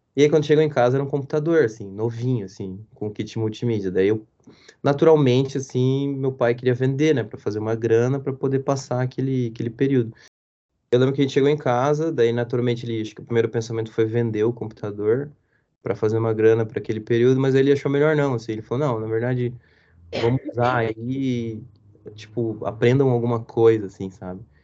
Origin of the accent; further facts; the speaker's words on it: Curitiba, Paraná, Brazil; eu cresci aqui em Curitiba